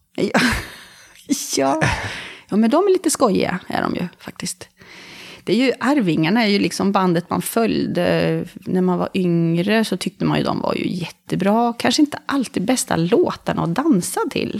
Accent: Karlskoga, Örebro County, Sweden; moved away as an adult; now in Bohuslän, Sweden; jag är från Karlskoga. Där jag har kvar min mamma och några, två av mina syskon.

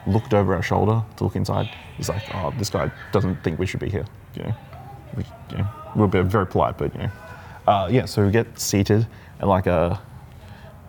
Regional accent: Brisbane, Queensland, Australia; I'm from Brisbane.

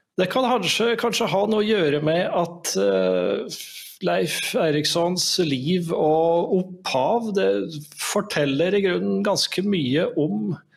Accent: Norway; also born or lived in Italy

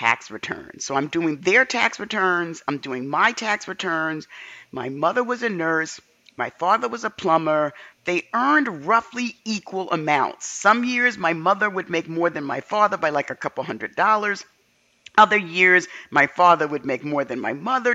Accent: New York City, New York, United States; Growing up in the South Bronx

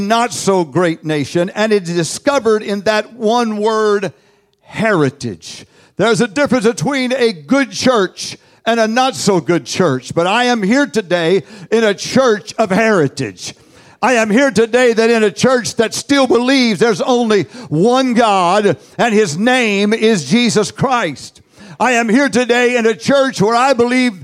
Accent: United States; I am from the United States of America.

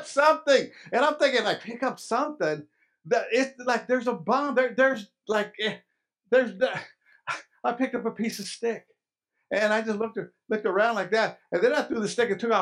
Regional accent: Lubbock, Texas, United States; my hometown, Lubbock, Texas.

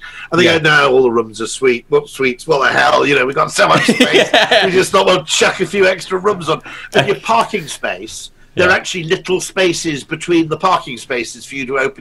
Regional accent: United Kingdom; I'm a Brit

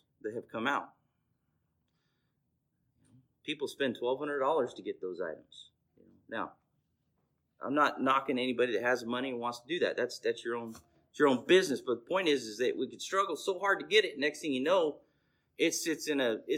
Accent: Bakersfield, California, United States; I was born and raised in Lower East Bakersfield

